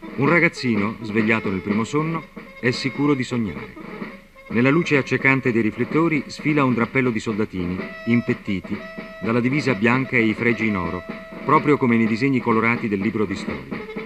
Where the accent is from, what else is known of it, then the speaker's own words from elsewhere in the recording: Rome, Lazio, Italy; io sono romano